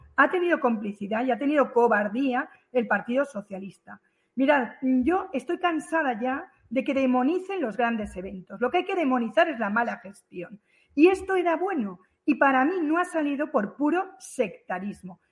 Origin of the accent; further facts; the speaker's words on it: Alboraya, Valencian Community, Spain; yo soy de Alboraya